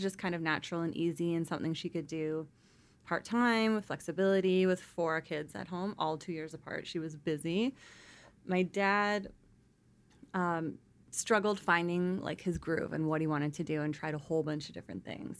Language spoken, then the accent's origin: English; North Vancouver, British Columbia, Canada; also born or lived in Victoria; We grew up in North Vancouver.